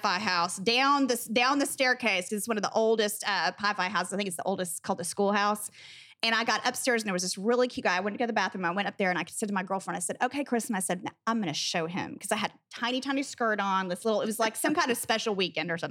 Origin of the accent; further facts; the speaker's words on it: Texas, United States; moved away as an adult; I was from Texas